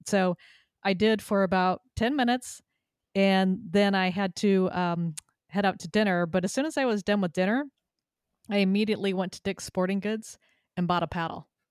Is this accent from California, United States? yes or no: yes; Southern California, United States; also born or lived in Texas; now in Connecticut, United States; I moved to Connecticut from Texas after living there for twenty-five years and growing up in Southern California.